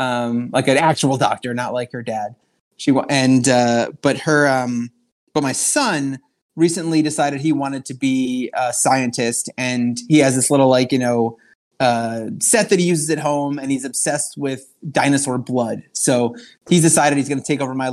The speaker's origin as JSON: {"language": "English", "area": "Long Island", "region": "New York", "country": "United States", "tie": "born or raised there", "said": "I grew up on Long Island in New York"}